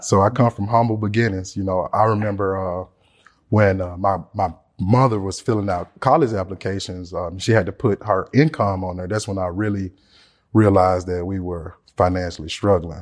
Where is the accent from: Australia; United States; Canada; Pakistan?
United States; Memphis, Tennessee; I'm from Memphis, Tennessee